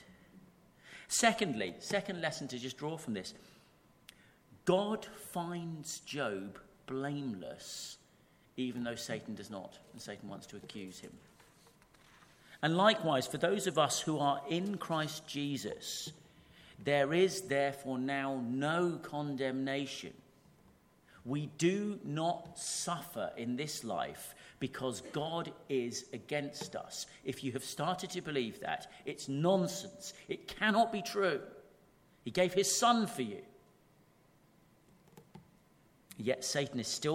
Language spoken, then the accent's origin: English; United Kingdom; we're British and we struggle with that enough, just being British.